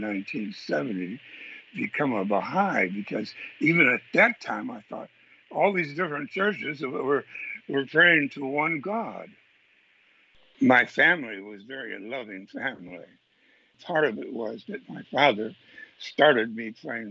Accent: Menomonie, Wisconsin, United States; I grew up in Menominee, Wisconsin

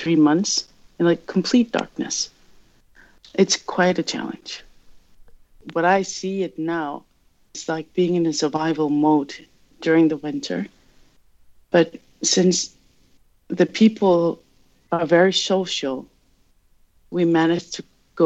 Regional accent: Qeqertarsuaq, Greenland; now in Nuuk, Greenland; I grew up in northern Greenland, which is amazing. It's called Qeqertarsuaq.

